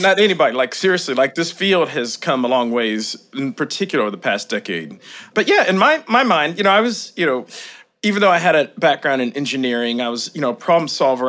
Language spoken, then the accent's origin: English; Kentucky, United States; moved away as an adult; also born or lived in Boston; I grew up in Kentucky, small town.